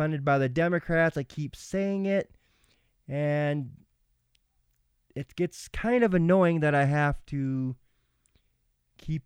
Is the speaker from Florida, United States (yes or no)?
no; Minnesota, United States; Minnesota, my home state